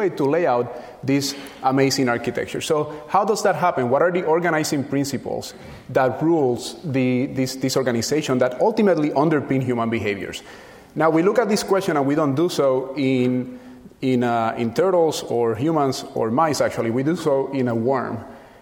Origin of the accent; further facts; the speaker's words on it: Puerto Rico; moved away; where I was born and raised in Puerto Rico. And when I was a child there